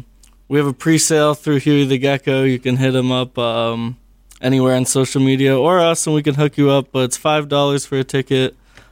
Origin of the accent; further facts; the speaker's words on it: Concord, New Hampshire, United States; also born or lived in Pittsfield; But yeah, we're from Concord, and that's where we're based at this moment.